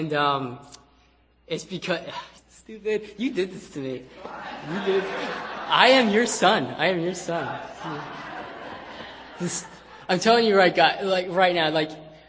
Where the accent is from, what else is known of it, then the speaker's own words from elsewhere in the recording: United States; moved away as an adult; now in Philippines; I'm an American